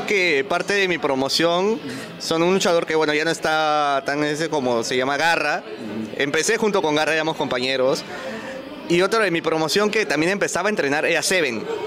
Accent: Huancayo, Junín, Peru; moved away as an adult; now in Lima, Peru; soy de Huancayo, o sea, mi base es Huancayo

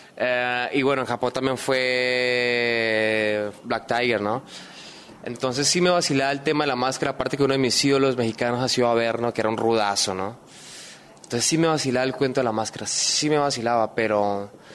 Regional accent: Colombia; moved away as an adult; now in Lima, Peru; yo extraño en Colombia, extraño mi familia, extraño mis cosas

